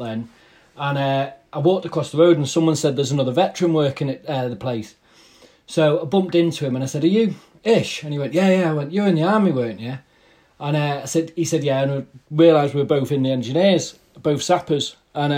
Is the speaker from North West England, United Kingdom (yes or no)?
yes; Wilmslow, North West England, United Kingdom; I'm from Wilmslow